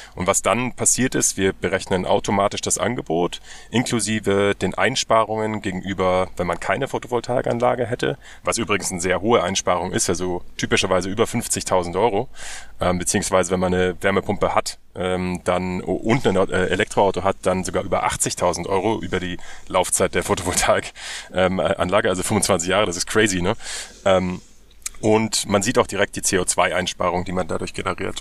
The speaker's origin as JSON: {"language": "German", "country": "Germany", "said": "Wir müssen als, als Deutsche"}